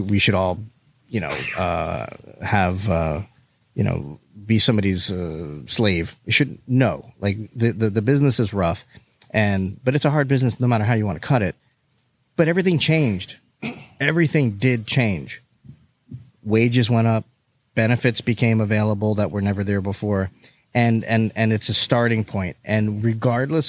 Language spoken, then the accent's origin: English; South Florida, United States; we're from South Florida too